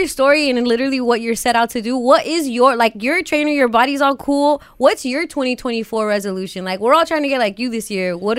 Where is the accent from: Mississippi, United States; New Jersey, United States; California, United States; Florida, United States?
California, United States; the Valley; we're both from the Valley.